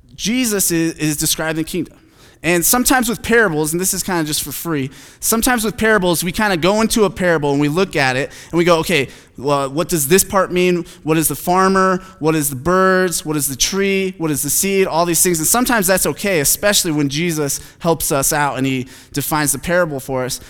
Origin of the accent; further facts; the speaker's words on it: Phoenix, Arizona, United States; I'm from Phoenix